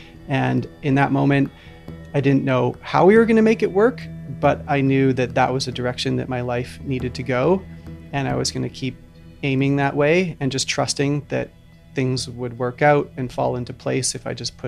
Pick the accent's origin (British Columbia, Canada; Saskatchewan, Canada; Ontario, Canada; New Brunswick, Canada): British Columbia, Canada; Vancouver Island; growing up on Vancouver Island, you're surrounded by beautiful forests, you know, the majority of your life.